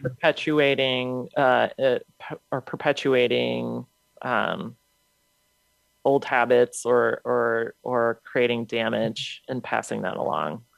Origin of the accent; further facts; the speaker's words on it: United States; a Ukrainian born in the States.